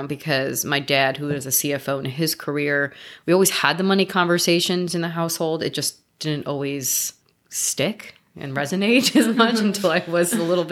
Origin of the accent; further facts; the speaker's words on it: New York, United States; moved away as an adult; also born or lived in Florida / Miami; now in Los Angeles, United States; I came to Los Angeles 16 years ago. But I grew up in New York.